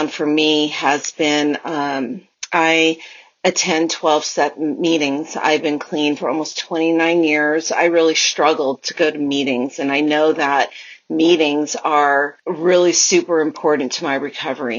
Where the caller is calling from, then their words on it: California, United States; I am calling from California